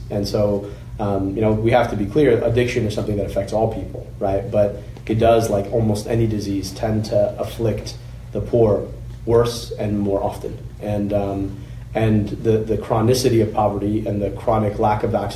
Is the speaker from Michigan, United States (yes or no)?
yes; Oakland County, Michigan, United States; I grew up in Oakland County